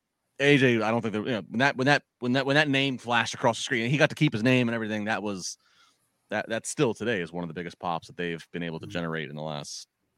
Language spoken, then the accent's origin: English; Maryland, United States; I grew up in the Chesapeake Bay in Maryland.